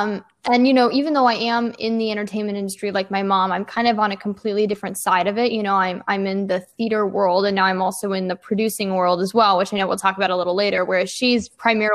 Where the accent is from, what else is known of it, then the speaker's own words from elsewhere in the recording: Nashville, Tennessee, United States; now in New York City, United States; I grew up in both Nashville, Tennessee and New York City